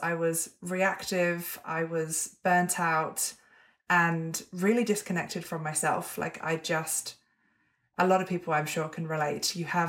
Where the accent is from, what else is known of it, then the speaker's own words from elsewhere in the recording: England, United Kingdom; accent: hybrid; now in Melbourne, Australia; Yeah, Melbourne, Australia. I'm originally English, but I've been here for 7 years. So I have a bit of a hybrid accent that no one can fully place.